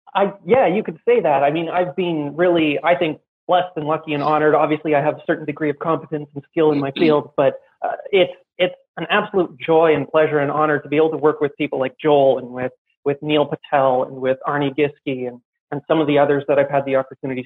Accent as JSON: {"language": "English", "country": "Canada", "moved": "yes", "lives_now": "Armenia", "said": "I'm Canadian. I'm currently in Armenia"}